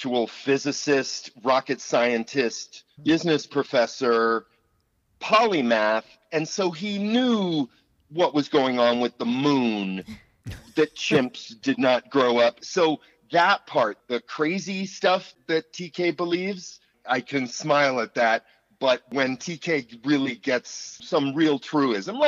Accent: San Francisco, California, United States; I grew up in San Francisco

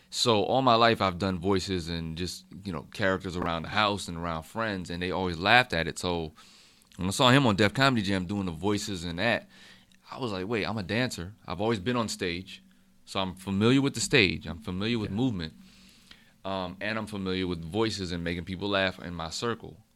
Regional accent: Fayetteville, North Carolina, United States; also born or lived in Germany; and grew up in Germany like from five to ten. Came okay. back to Fayetteville from 10 to 12, went back to Germany from 12 to 16, and then I graduated from Fayetteville.

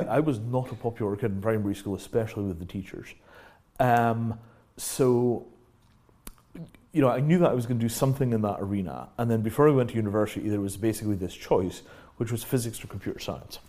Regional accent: Scotland, United Kingdom; moved away as an adult; also born or lived in Yorkshire / London; the first part of my life, I grew up in Yorkshire. Yeah second part of my life, I grew up in Scotland

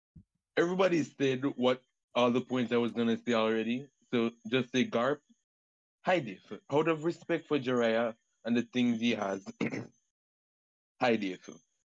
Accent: Jamaica; I'm from Jamaica.

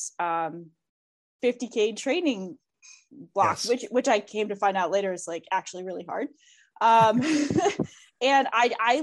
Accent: Vermont, United States; I'm from Vermont. We have these ski academies

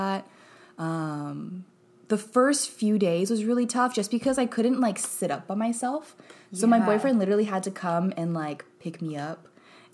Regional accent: California, United States; I'm born and raised in California

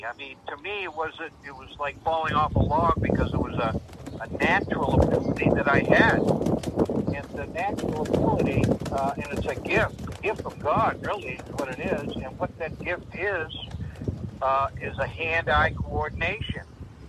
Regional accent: Boston, Massachusetts, United States; now in Tamworth, United States; I was born and raised in Boston

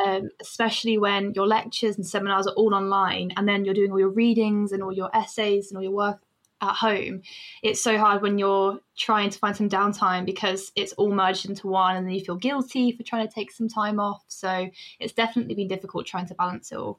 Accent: Northampton, East Midlands, United Kingdom; now in Sheffield, United Kingdom; I'm from Northampton

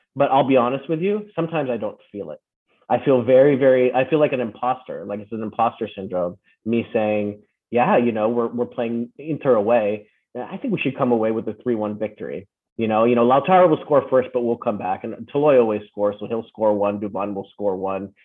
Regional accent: California, United States; also born or lived in Philippines; now in Las Vegas, United States; growing up in America, I also grew up in the Philippines

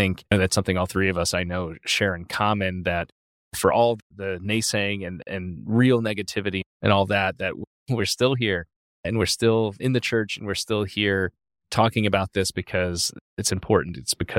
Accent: Chicago, Illinois, United States; Chicago. And so it's nice to spend Christmas with my family. I'll help out at my home parish where I grew up on the Christmas liturgy side of things.

